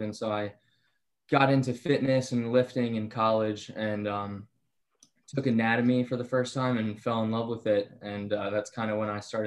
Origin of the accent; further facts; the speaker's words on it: Bucks County, Pennsylvania, United States; Bucks County, Pennsylvania.